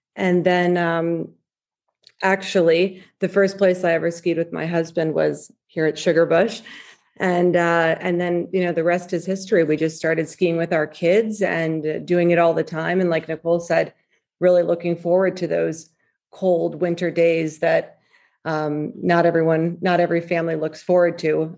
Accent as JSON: {"language": "English", "region": "Maryland", "country": "United States", "tie": "born or raised there", "said": "growing up in Maryland"}